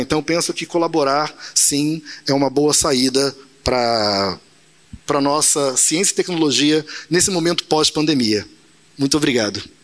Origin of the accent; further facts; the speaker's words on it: Nova Iguaçu, Rio de Janeiro, Brazil; Nasci em Nova Iguaçu, morei minha infância e juventude tudo ali